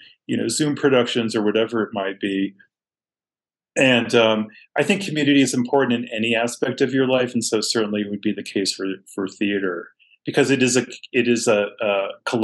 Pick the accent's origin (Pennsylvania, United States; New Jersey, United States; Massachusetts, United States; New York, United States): Massachusetts, United States; Boston; I grew up in a really thriving cultural environment in Boston